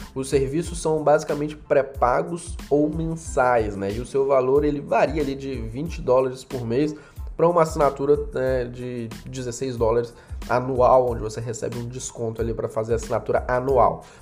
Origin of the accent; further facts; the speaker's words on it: Brazil; nós, que somos brasileiros